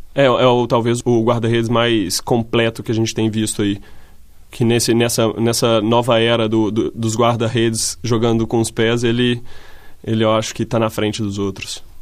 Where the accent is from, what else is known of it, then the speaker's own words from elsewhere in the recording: Brazil; moved away as an adult; also born or lived in Italy / Spain / Netherlands; now in Portugal; como brasileiro